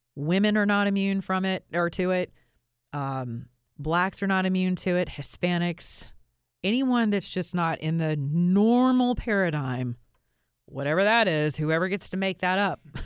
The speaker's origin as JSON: {"language": "English", "region": "Georgia", "country": "United States", "said": "a law school in the state of Georgia, which happens to be my state. I'm from Georgia"}